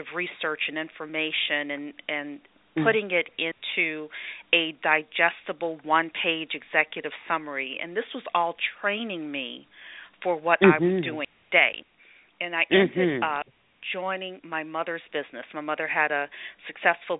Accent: New Orleans, Louisiana, United States; moved away as an adult; now in Northern Virginia, United States; I grew up in New Orleans through high school

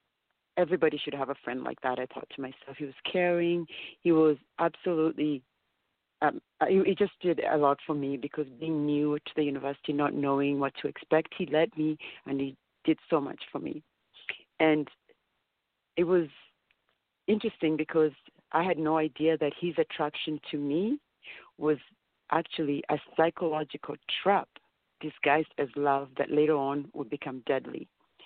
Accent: Kenya; now in Canada; I came to Canada from Kenya. When we came to Canada, the reason there were 7 of us in the family, and we came with only 4 suitcases. So we came to have a better life here in Canada.

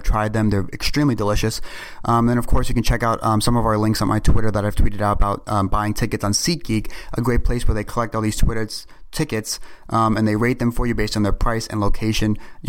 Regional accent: New York City, New York, United States; I'm from New York City

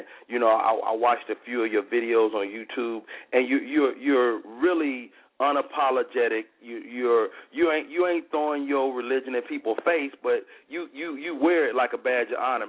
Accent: Chicago, Illinois, United States; I'm from Chicago, Southside, 126th State.

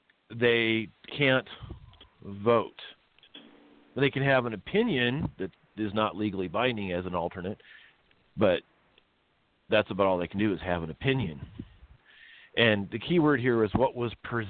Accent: Iowa, United States; moved away as an adult; also born or lived in Maryland; now in California, United States; I was raised in Iowa

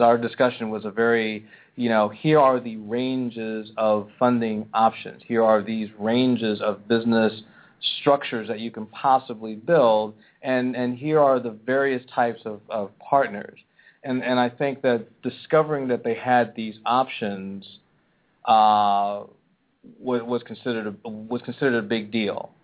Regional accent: Pennsylvania, United States; moved away; my home state, and I got to go back to my hometown

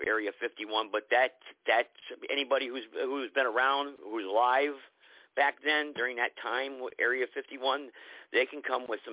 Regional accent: New Hampshire, United States; I grew up in New Hampshire, in the mountains up there

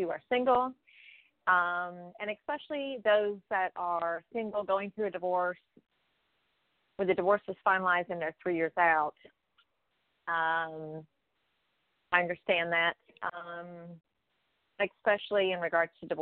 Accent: South Carolina, United States; born or raised there; also born or lived in Maryland

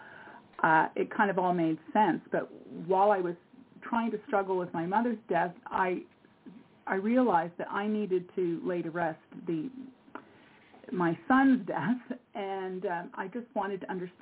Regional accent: Montreal, Quebec, Canada; moved away as an adult; now in Nova Scotia, Canada; I'm originally from Montreal, but I've lived on a little island called, which is off Nova Scotia in Canada. I've lived here now for 45 years.

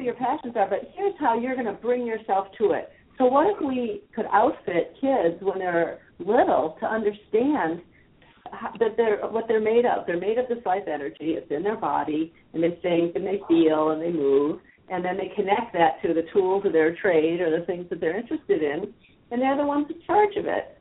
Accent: the Midwest, Wisconsin, United States; moved away as an adult; also born or lived in San Francisco, California / Israel; I grew up in the Midwest

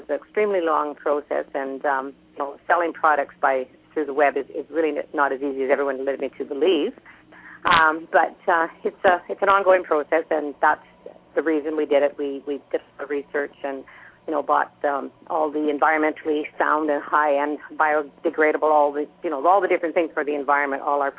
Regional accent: Canada; being Canadian

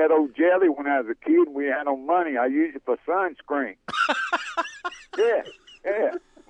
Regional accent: the Carolinas, United States; moved away; I'm from the Carolinas, but I've been around here so long now

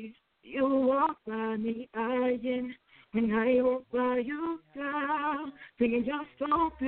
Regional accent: New Orleans, Louisiana, United States; moved away as an adult; now in Colorado, United States; I'm born and raised in New Orleans, Louisiana, but I originated coming to Colorado back in 2007. I was in the military.

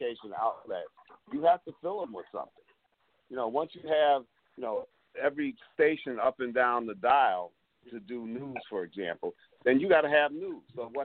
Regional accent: New York City, New York, United States; I'm from Harlem. I used to be able to walk to the Apollo Theater.

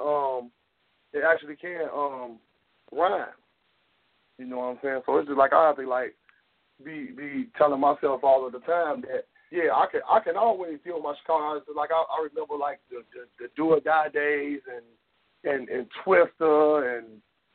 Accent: the South, United States; I'm from the South

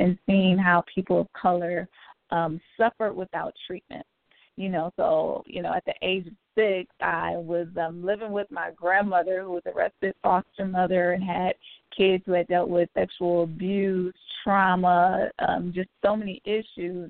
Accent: Detroit, Michigan, United States; moved away as an adult; also born or lived in Nashville, Tennessee; now in Cincinnati, United States; I'm originally from Detroit, moved to Nashville to attend school

